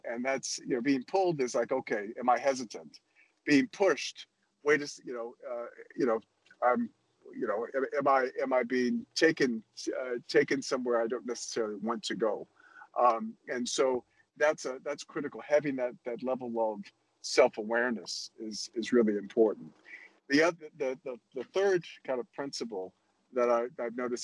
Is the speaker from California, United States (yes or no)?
no; New Orleans, Louisiana, United States; moved away as an adult; when I was young, growing up in New Orleans